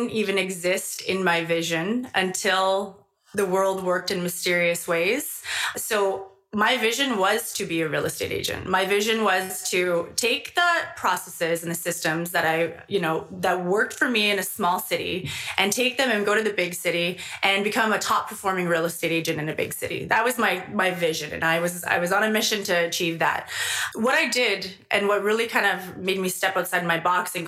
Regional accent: Fort Saskatchewan, Alberta, Canada; born or raised there

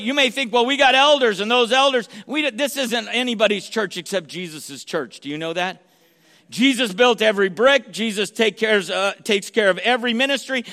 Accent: San Jose, California, United States; also born or lived in Sacramento; where I grew up in San Jose

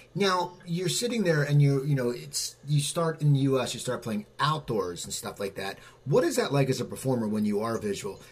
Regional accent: near Philadelphia, Pennsylvania, United States; I grew up near Philadelphia, and I live near Philadelphia now

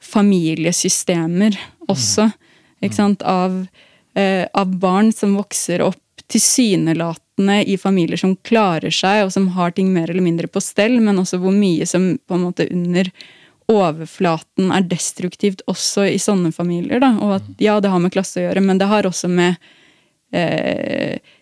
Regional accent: Norway; som nordmenn

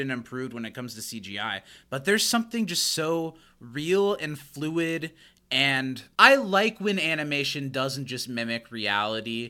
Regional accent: United States; I'm an American

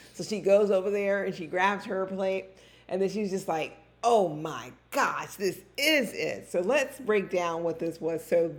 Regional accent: California, United States; now in North Carolina, United States; I'm from Cali.

